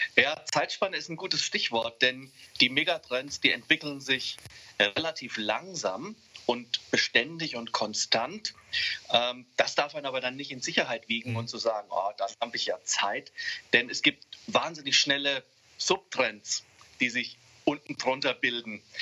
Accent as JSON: {"language": "German", "region": "Hesse", "country": "Germany", "said": "Ich fühle mich viel, viel mehr als Europäer, denn als Hesse oder als, als, als Deutscher"}